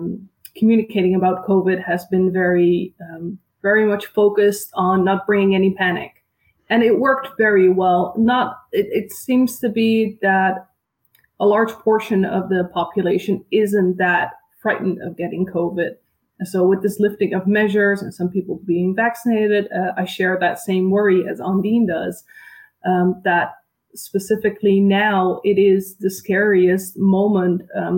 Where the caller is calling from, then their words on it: Netherlands; I'm calling in from the Netherlands.